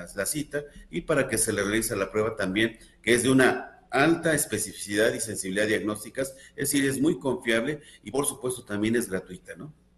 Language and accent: Spanish; Mexico; como población mexicana tenemos un rasgo muy característico